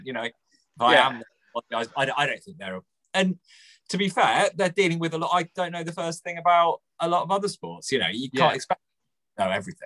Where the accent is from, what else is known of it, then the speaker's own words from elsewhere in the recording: Aylesbury, South East England, United Kingdom; Growing up in Aylesbury, there wasn't like a Premier League or even a league side in Buckinghamshire